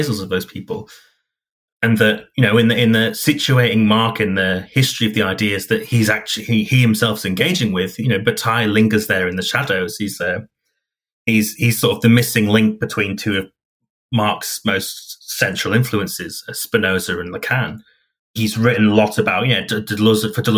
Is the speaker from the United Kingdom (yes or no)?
yes; Hull, Yorkshire and the Humber, United Kingdom; my hometown of Hull